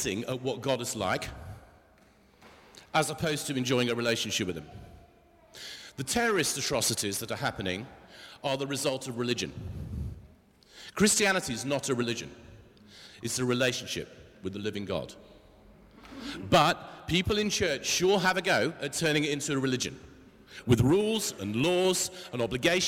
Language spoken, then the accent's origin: English; England, United Kingdom; we're the English